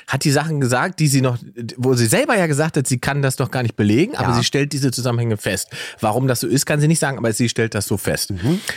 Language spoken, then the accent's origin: German; East Germany, Germany; Ich bin ja Ossi.